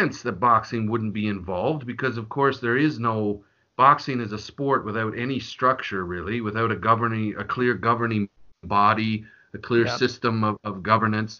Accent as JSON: {"language": "English", "country": "Canada", "said": "as a Canadian"}